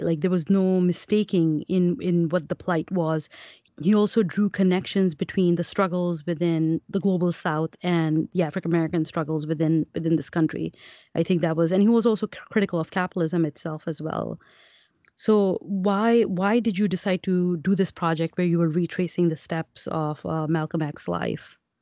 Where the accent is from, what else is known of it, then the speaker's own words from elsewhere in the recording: Pakistan; I'm Pakistani